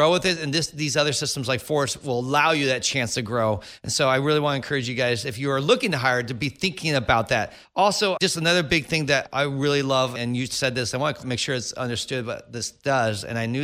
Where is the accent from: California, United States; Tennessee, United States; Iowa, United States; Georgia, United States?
California, United States; Silicon Valley; I grew up in the Silicon Valley